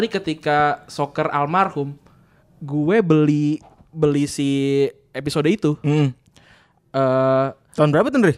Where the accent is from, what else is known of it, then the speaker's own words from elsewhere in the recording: Bekasi, West Java, Indonesia; Lah iya kapan kita orang Bekasi asli